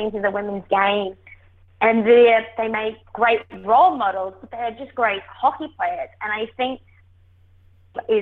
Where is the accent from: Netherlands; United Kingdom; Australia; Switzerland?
Australia; moved away; I am Australian